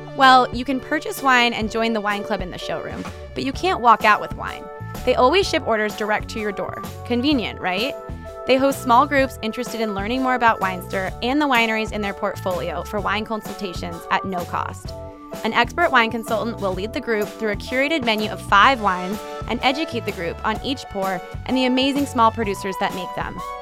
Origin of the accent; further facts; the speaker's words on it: California, United States; I grew up in California